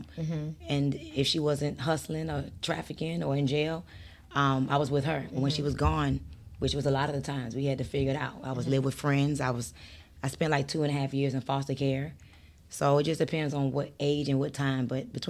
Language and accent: English; New York, United States; born there; I was born in New York.